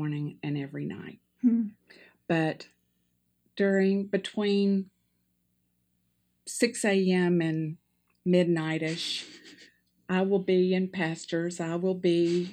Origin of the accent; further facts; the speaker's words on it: Tennessee, United States; moved away as an adult; also born or lived in Chicago; Henry and I had just moved back to Tennessee from Chicago. So I was in my home state